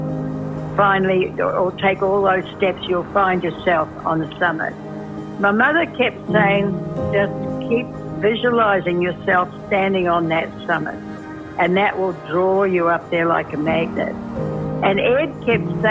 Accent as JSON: {"language": "English", "country": "New Zealand", "also_born_or_lived": "Washington State, United States", "moved": "yes", "lives_now": "Washington, United States"}